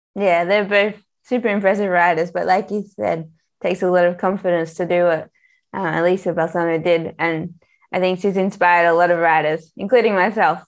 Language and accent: English; Australia; I'm Australian